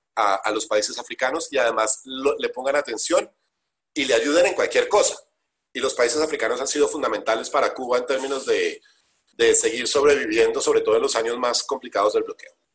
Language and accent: Spanish; Colombia